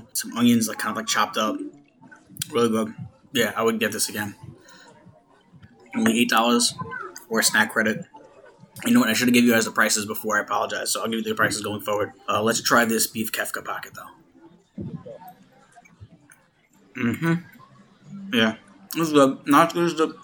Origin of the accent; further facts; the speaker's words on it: New York, United States; I am a New Yorker